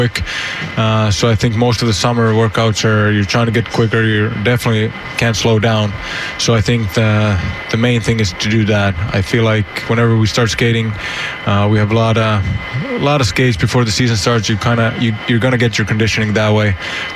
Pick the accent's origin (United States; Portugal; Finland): Finland; moved away; I'm from Finland